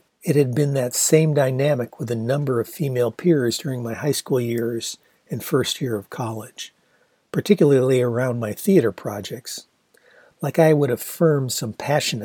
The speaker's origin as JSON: {"language": "English", "town": "Ann Arbor", "region": "Michigan", "country": "United States", "tie": "born or raised there", "said": "the best restaurant in Ann Arbor, the Gandhi Dancer"}